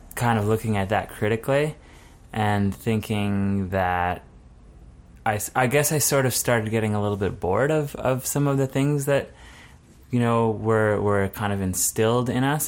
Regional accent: Altona, Manitoba, Canada; I grew up in Altona, which is about an hour south of Winnipeg.

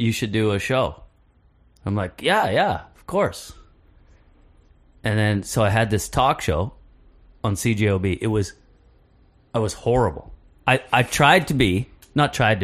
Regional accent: Cook's Creek, Manitoba, Canada; I am from Cook's Creek, Manitoba

